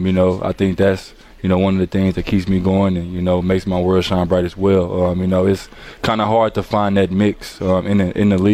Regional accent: Arkansas, United States; moved away as an adult; now in Milwaukee, United States; I'm coming from Arkansas, come from nothing

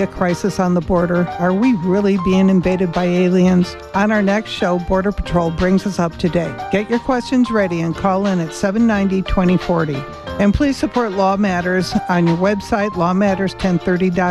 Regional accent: Chicago, Illinois, United States; I'm from Chicago

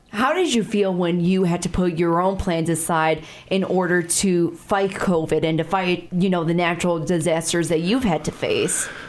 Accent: Chicago, Illinois, United States; now in Sioux Falls, United States; I'm from a bigger city. I'm from Chicago

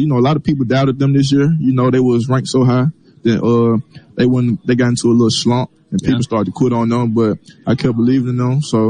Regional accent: Mississippi, United States; I'm from Mississippi

